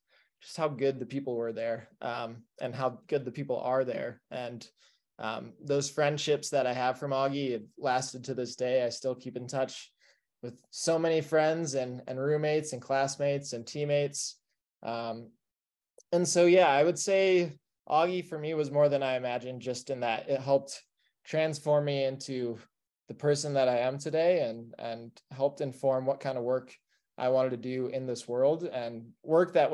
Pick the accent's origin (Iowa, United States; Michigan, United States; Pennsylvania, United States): Iowa, United States; moved away as an adult; now in Denver, United States; a middle-class white kid from Iowa